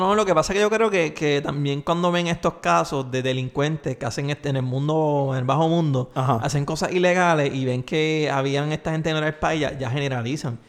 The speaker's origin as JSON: {"language": "Spanish", "country": "Puerto Rico"}